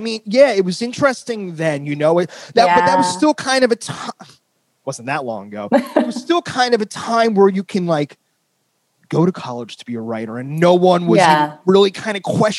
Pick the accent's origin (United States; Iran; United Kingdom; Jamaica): United States; New Jersey; moved away as an adult; now in San Francisco, United States; I moved 10 years ago, but I grew up in North Jersey.